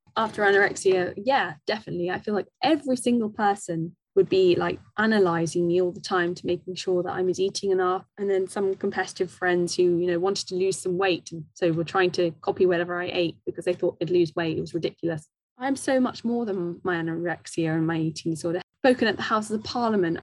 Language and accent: English; Wimbledon, London, United Kingdom; I grew up in Wimbledon